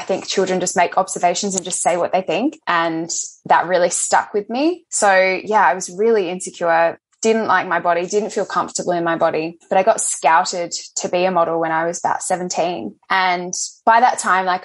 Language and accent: English; Adelaide, South Australia, Australia; moved away as an adult; now in Melbourne, Australia; I grew up in Adelaide. I've been in Melbourne now for about 5 years.